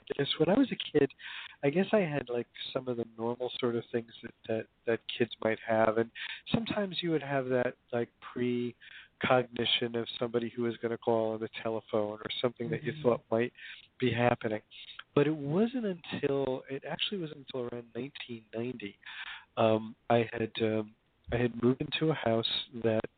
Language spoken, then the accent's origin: English; Hoboken, New Jersey, United States; I actually I grew up in Hoboken, New Jersey, back in the days when it was a kind of traditional blue-collar town